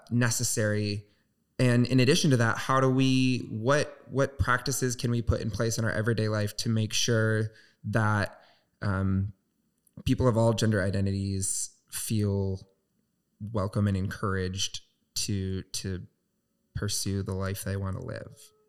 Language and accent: English; Southwest Michigan, United States; moved away; I'm from Southwest Michigan, uh, so very small town religious